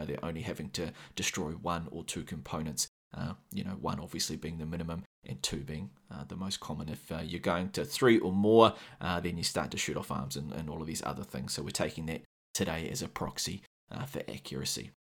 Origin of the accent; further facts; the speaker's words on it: New Zealand; accent: New Zealand; So yeah, if you can't handle my sexy Kiwi accent for too long, I will leave some timestamps in the show notes